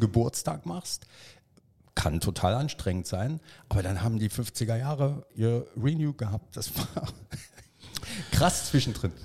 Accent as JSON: {"language": "German", "town": "Freiberg", "region": "Saxony", "country": "Germany", "tie": "born or raised there", "said": "Ich habe mit 13 auf dem Rummelplatz in meiner Heimatstadt Freiberg damals Lose verkauft."}